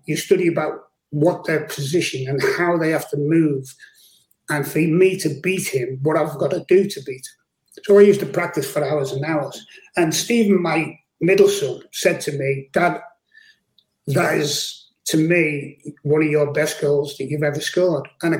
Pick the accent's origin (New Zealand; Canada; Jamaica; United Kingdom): United Kingdom; Liverpool, North West England; also born or lived in Speke; one of my mates who lived in the next village to where I lived in Liverpool, of course, I was from Speak and he was from Garston